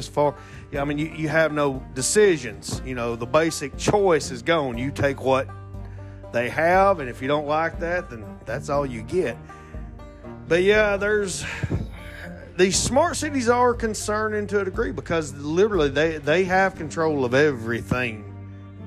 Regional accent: Alabama, United States; Excuse my accent. I am from Alabama.

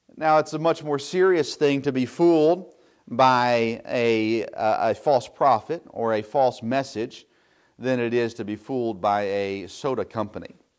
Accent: Tennessee, United States; moved away; I grew up in the South, of course, in Tennessee

